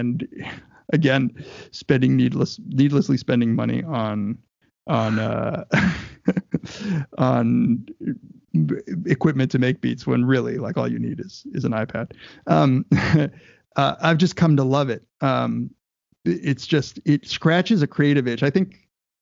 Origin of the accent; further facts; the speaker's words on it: Southern California, United States; I grew up in Southern California